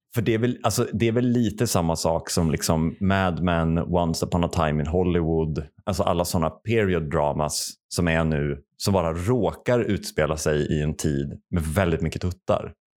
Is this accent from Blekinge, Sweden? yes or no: no; Värmland, Sweden; Jag växte upp i Värmland